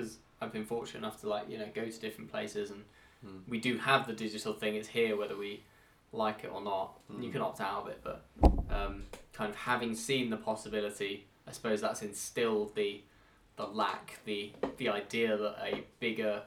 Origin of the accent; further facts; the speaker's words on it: Henley, United Kingdom; we did grow up there